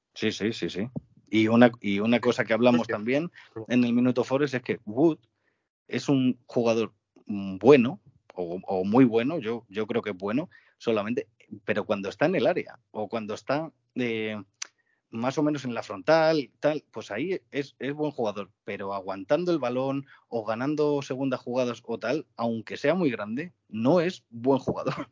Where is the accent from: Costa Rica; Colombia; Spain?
Spain; Getafe, Community of Madrid; now in Valdemoro, Spain; hablo, desde Valdemoro, pero soy de Getafe